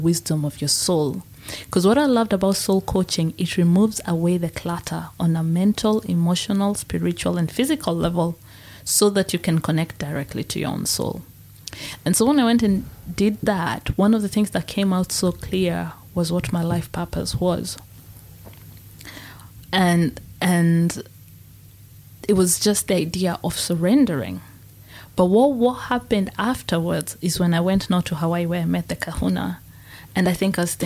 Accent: Kenya; So Mount Kenya is where I was born

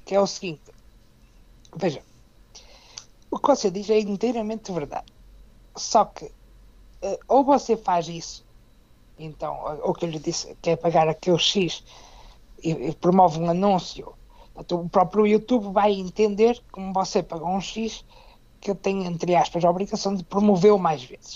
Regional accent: Braga, Norte, Portugal; sou da cidade de Braga, no norte do país

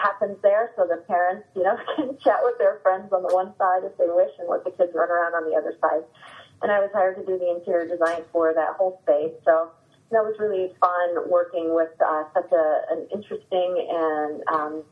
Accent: Stow, Ohio, United States; also born or lived in Akron, Ohio; I grew up in Stowe, Ohio.

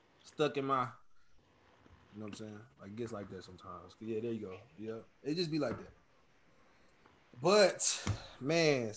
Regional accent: Killeen, Texas, United States; moved away as an adult; also born or lived in Watertown, New York / Germany / Montana; now in El Paso, United States; most of my life as a Killeen, man, grew up athlete

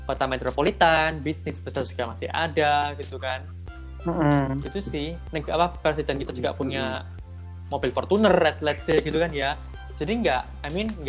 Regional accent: Indonesia; now in Taiwan; apalagi karena aku orang Indo orang-orang dari Asia Tenggara

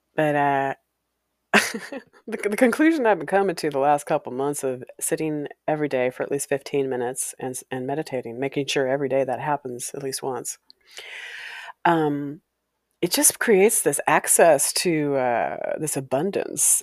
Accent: Walla Walla, Washington, United States; moved away; growing up in Walla Walla

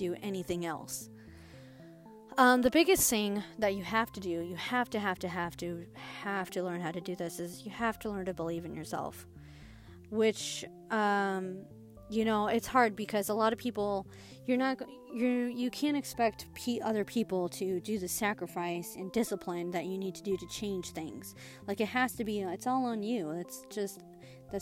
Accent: Midwest, United States; I'm from the Midwest.

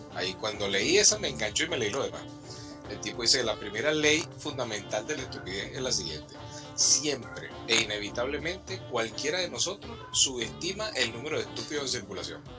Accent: Venezuela; moved away; la nacionalidad venezolana

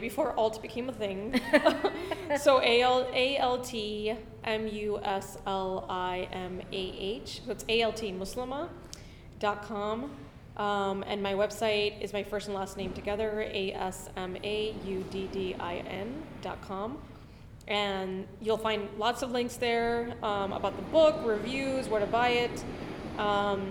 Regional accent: Miami, Florida, United States; moved away; growing up in Miami

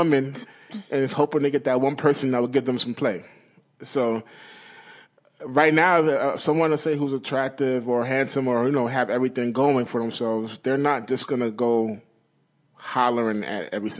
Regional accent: Brooklyn, New York, United States; So growing up in Brooklyn, like you see a certain kind of person that is always going to holler.

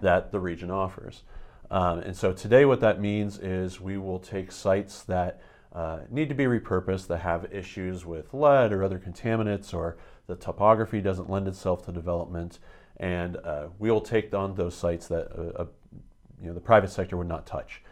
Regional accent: a small town outside of Erie, Pennsylvania, United States; moved away as an adult; also born or lived in upstate New York / Austin, Texas; now in Berks County, Pennsylvania, United States; I grew up in a very small town outside of Erie, Pennsylvania

